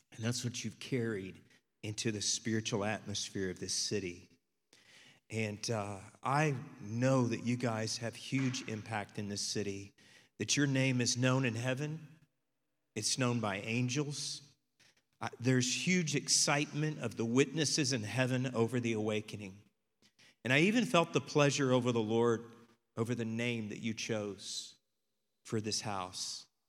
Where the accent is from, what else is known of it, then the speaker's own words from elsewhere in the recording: Texas, United States; we're from Texas